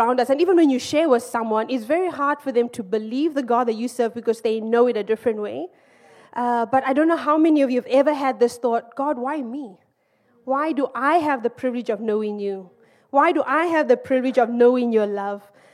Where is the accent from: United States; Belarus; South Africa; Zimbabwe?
Zimbabwe; also born or lived in Malaysia; now in United Kingdom; I'm from Zimbabwe